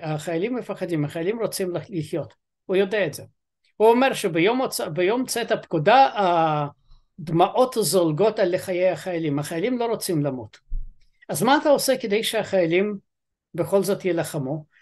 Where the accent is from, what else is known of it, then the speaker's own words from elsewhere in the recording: Ukraine; now in Israel; אני אוקראיני